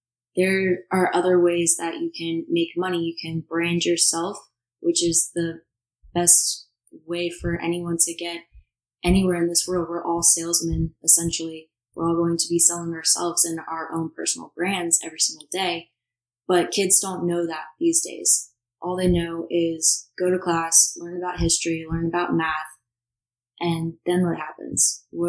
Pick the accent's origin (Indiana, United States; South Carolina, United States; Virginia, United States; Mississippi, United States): Virginia, United States; Virginia Beach; moved away as an adult; I'm 23 years old. I came from Virginia Beach, Virginia, moved to New Jersey about a year and a half ago